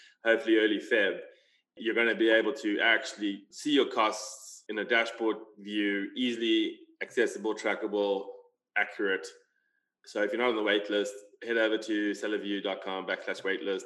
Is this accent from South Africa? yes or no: yes; South Africa; we're both South African